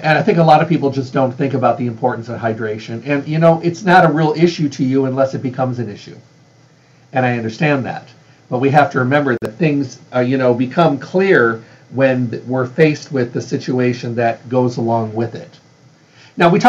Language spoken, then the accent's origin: English; Midwest, United States; moved away; I was raised in the Midwest